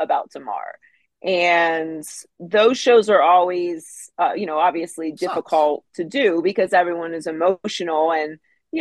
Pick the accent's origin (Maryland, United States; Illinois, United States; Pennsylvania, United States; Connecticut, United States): Pennsylvania, United States; Pittsburgh; I grew up in Pittsburgh